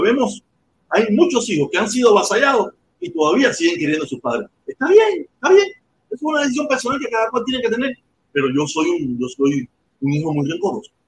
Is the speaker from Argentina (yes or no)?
no; Cuba; ser cubano